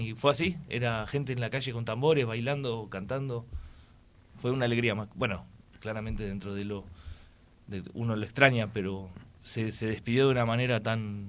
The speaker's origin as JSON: {"language": "Spanish", "town": "Tigre", "region": "Buenos Aires Province", "country": "Argentina", "tie": "born or raised there", "also_born_or_lived": "Uruguay", "moved": "yes", "said": "nosotros tres, soy mis dos hermanos de la segunda camada, nacimos en Tigre, Buenos Aires"}